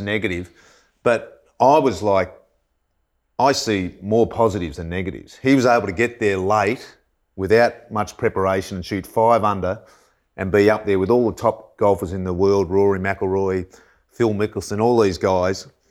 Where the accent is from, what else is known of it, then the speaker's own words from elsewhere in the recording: Lake Eildon, Victoria, Australia; I was from Lake Eildon, like a thousand people